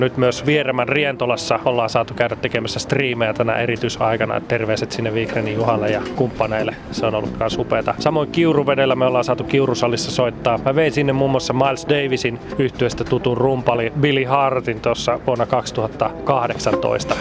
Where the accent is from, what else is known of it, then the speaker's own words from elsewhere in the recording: Iisalmi, North Savo, Finland; moved away as an adult; now in Helsinki, Finland; oon täältä Iisalmesta kotoisin ja mä oon oikein kotiseudun rakas